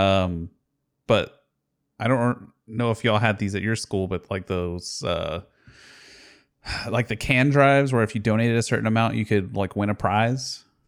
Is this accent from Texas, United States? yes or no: yes; Houston, Texas, United States; I grew up in Houston, so there was a radio station called ninety four point five The Buzz